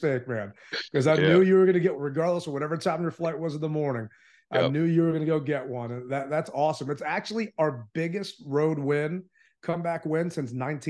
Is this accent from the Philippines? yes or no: yes; Philippines; I mean, I'm from the Philippines